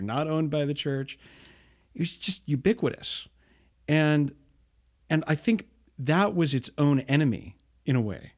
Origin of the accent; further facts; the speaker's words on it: Bountiful, Utah, United States; I grew up in Bountiful, not far away from you